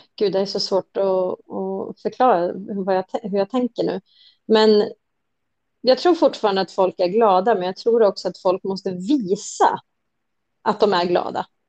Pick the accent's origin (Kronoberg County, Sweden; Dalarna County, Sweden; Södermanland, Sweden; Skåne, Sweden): Södermanland, Sweden; Nyköping; jag är från Nyköping